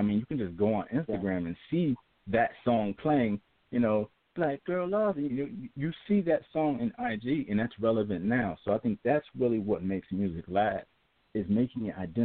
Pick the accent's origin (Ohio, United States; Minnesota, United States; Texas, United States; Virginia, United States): Ohio, United States; Ohio, my home state, Ohio